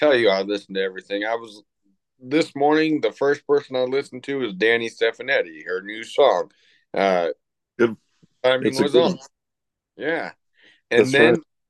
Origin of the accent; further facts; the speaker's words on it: Everett, Washington, United States; when I was growing up in Everett, Washington